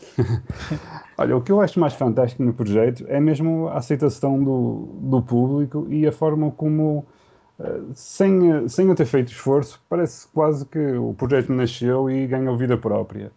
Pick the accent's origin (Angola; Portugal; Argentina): Portugal; also born or lived in Vila Nova de Gaia; ninguém me conseguia identificar que eu fosse português